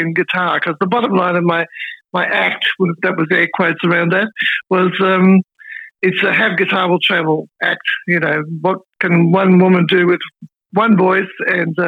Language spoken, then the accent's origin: English; Melbourne, Victoria, Australia; moved away as an adult; also born or lived in Sydney / Brisbane / East Gippsland, Victoria; I'm back in Melbourne. My first 3 decades of my life were based in Melbourne